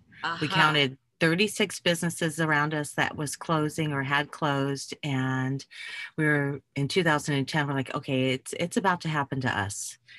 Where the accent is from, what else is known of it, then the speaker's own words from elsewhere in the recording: Germany; Well, I grew up as an Army brat. I loved my childhood. I grew up in Germany